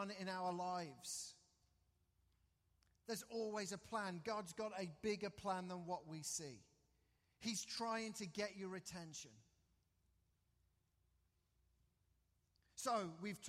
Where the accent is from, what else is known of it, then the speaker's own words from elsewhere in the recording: England, United Kingdom; moved away; Growing up in England